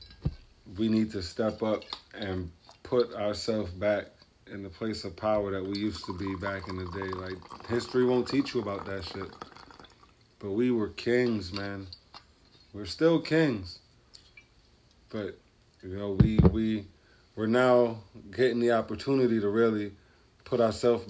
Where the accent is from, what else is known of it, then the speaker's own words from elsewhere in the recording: New York City, New York, United States; I'm from Brooklyn. Clarkson, East 95th